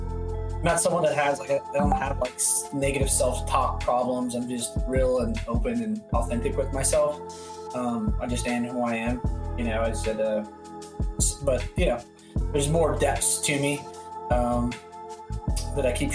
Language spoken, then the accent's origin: English; San Francisco, California, United States; I grew up in Northern California, and both my mom's sisters, both my aunts are gay